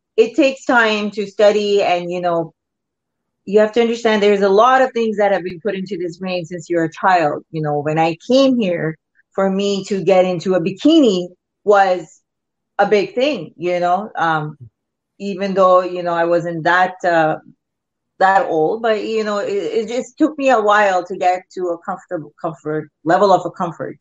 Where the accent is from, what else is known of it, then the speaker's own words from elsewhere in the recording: Pakistan; now in Canada; I used to watch a lot of Bollywood movies when I was growing up in Pakistan